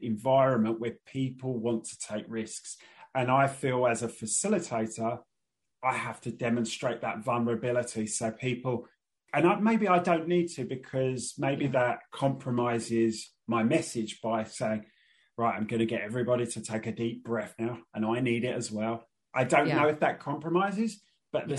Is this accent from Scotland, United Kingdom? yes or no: no; London, United Kingdom; I grew up in Northeast London